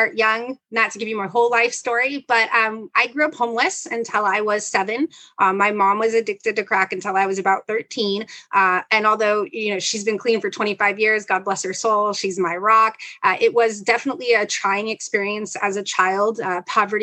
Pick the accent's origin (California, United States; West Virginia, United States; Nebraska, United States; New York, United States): California, United States; Los Angeles; also born or lived in Philadelphia, Pennsylvania / Tokyo, Japan; I grew up in South Central, like on 47th and Broadway